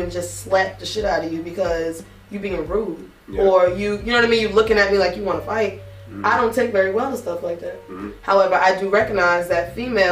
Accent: New York, United States; as a New Yorker

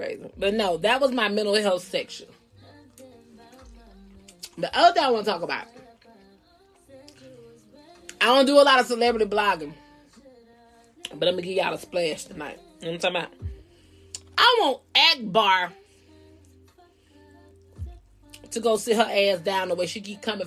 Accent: Georgia, United States; I'm from Georgia too

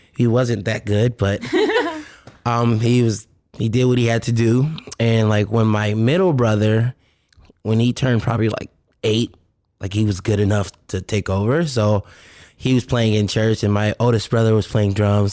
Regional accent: Richmond, Virginia, United States; now in Los Angeles, United States; I'm from Virginia, Richmond, Virginia, R V

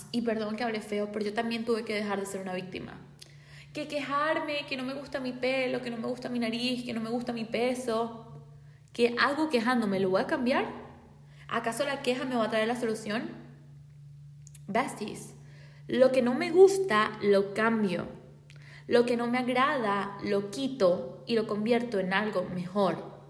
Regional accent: Venezuela; yo soy de Venezuela y en mi país hay miles de historias donde día a día muere gente

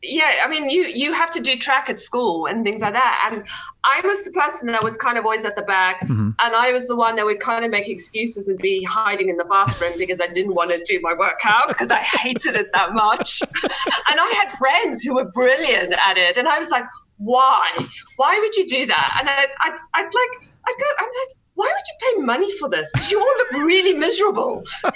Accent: South Africa; also born or lived in Netherlands / United Kingdom; now in Cary, United States; So we moved from South Africa, then we moved to Holland, lived there for a bit, and then moved to the UK. So I've got a little bit of a mixture of an accent

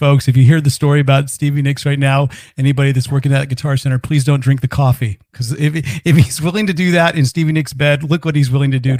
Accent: Northern California, United States; I'm from Northern California too

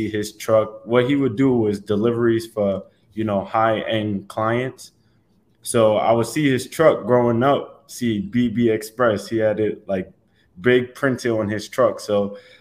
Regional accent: New York City, New York, United States; now in Tampa, United States; Growing up in Staten Island

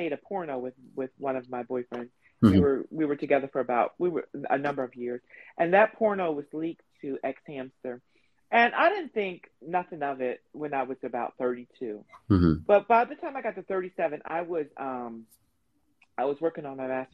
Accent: New Jersey, United States; I'm from Jersey, but I've lived in Jersey a long time

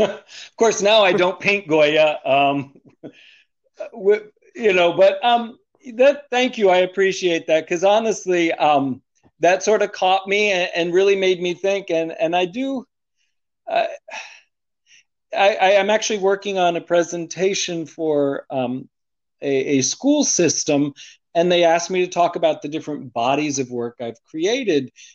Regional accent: United States; also born or lived in Arlington; I was born in the United States

